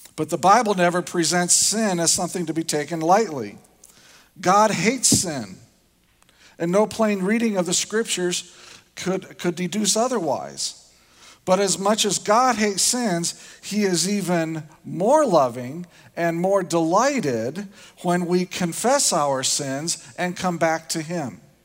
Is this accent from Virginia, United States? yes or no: no; Indiana, United States; moved away; I grew up in Indiana. It's a different culture. We have different ways of dealing with things down there